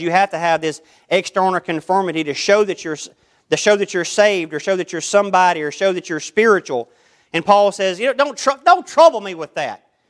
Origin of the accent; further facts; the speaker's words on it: United States; I'm born an American.